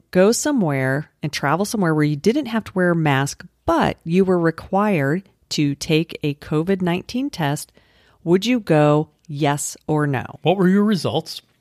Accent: Colorado, United States; The mountains aren't high there. I'm from Colorado. Those are not high mountains.

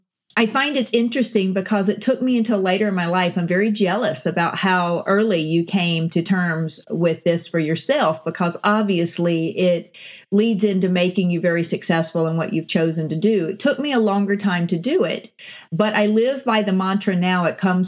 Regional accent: Southern United States, United States; And I get underestimated because I'm from the South.

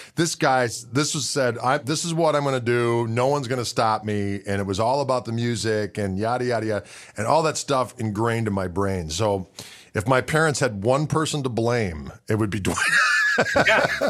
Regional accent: southeastern Wisconsin, United States; we're from the South, southeastern Wisconsin

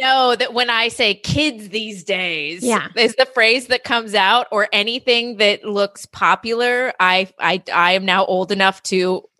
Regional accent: California, United States; And I'm from Southern California, on and off. My parents had moved back here.

